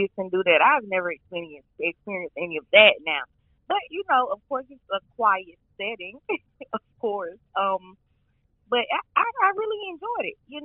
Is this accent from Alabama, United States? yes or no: yes; Alabama, United States; accent: country; I was born and raised in Alabama